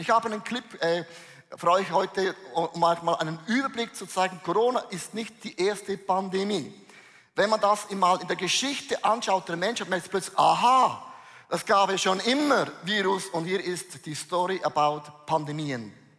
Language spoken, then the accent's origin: German; Switzerland; ich bin ein Schweizer